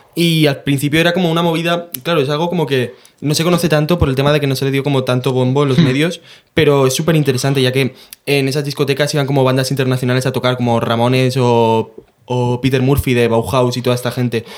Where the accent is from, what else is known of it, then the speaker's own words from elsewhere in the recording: San Juan, Spain; moved away; mi pueblo natal, San Juan